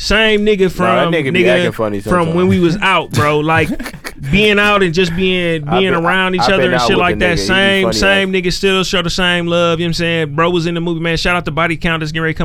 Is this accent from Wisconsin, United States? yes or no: yes; Westline, Wisconsin, United States; I'm from Westline.